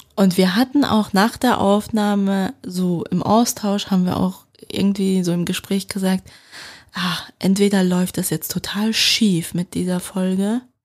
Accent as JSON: {"language": "German", "country": "Switzerland", "accent": "Swiss German dialect", "said": "meinen Schweizer Dialekt"}